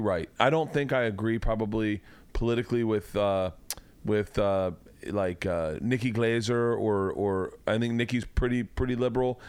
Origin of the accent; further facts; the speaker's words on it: Tampa, Florida, United States; growing up in Tampa